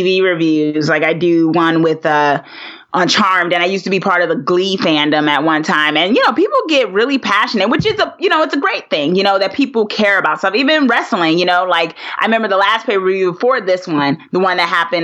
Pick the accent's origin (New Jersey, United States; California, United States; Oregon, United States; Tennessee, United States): New Jersey, United States; Newark; I'm a girl from Jersey, born and raised Newark, New Jersey